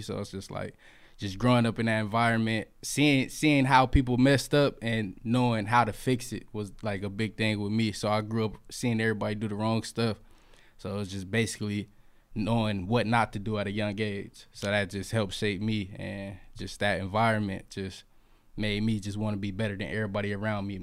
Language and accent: English; Fresno, California, United States; I'm from Fresno, but, uh, where I was raised is Butler Park.